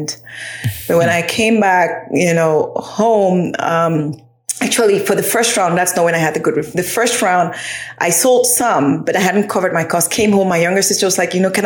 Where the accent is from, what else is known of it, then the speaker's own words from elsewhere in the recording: Cameroon; now in United States; I'm originally from Cameroon in West Africa, but I'm based in the United States right now.